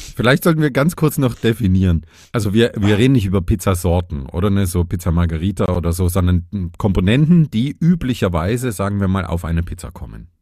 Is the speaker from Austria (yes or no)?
no; Vogtland, Saxony, Germany; die Pflanze meiner Heimat quasi. Im Vogtland spielt der Vogelbeerbaum eine große Rolle.